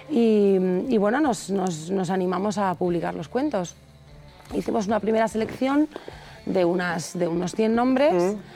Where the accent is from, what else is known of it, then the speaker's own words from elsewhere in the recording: Madrid, Community of Madrid, Spain; somos madrileños, sí.